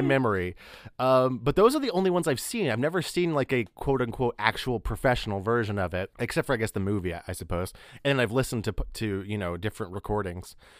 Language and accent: English; near Amarillo, Texas, United States; moved away; nearby my hometown, there was a, a, the big city that, it was Amarillo